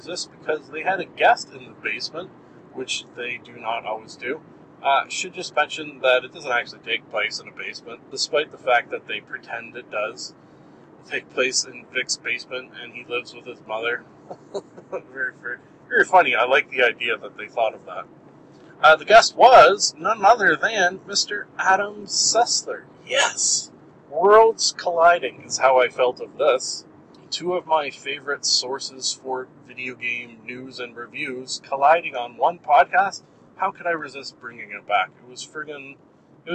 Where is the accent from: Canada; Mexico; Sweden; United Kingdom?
Canada; a Canadian living in Canada